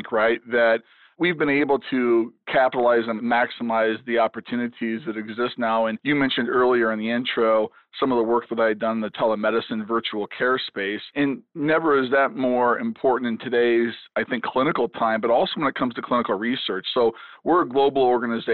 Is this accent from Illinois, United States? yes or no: yes; Chicago, Illinois, United States; now in Kansas City, United States; I grew up in the Chicago area